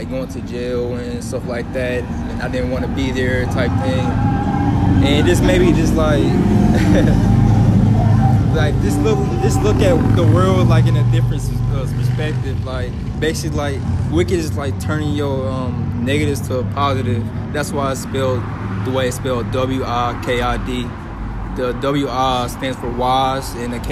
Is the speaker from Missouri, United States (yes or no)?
yes; Kansas City, Missouri, United States; moved away; also born or lived in Dallas, Texas; I grew up in Kansas City, Missouri, to be exact. Lived here most of my life. Moved to Dallas, middle of my life.